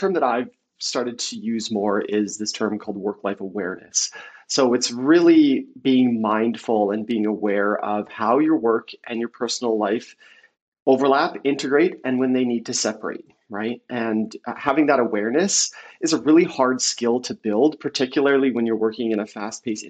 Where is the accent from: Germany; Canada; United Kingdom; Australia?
Canada; also born or lived in Vancouver, British Columbia; being Canadian, I'm based in Vancouver, BC, Canada.